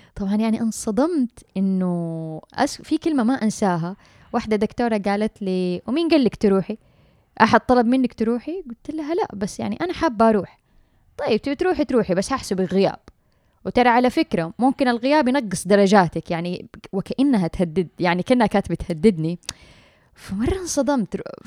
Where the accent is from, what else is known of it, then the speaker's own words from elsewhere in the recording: Mecca, Makkah Province, Saudi Arabia; أنا من مواليد مكة